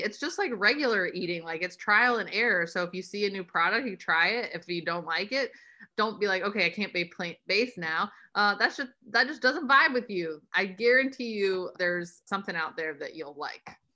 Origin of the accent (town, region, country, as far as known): United States